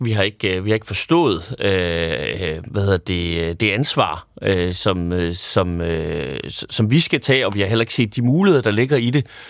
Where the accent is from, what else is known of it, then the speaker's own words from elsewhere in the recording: North Jutland, North Denmark Region, Denmark; now in Copenhagen, Denmark; jeg er super nordjyde